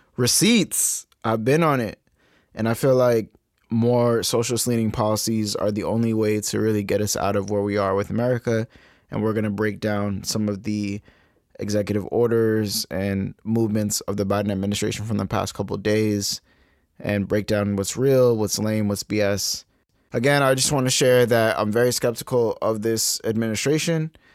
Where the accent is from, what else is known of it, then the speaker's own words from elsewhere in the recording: Massachusetts, United States; also born or lived in Cape Verde (ancestry); my home state of Massachusetts